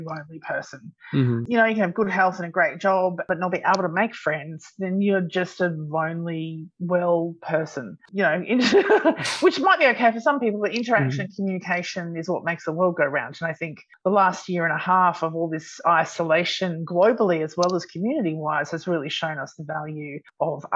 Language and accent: English; Australia; I'm an Aussie